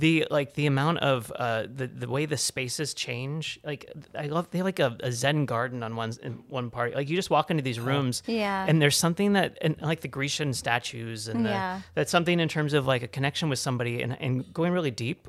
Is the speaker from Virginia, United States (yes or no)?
no; Cincinnati, Ohio, United States; moved away; I grew up in Cincinnati, Ohio.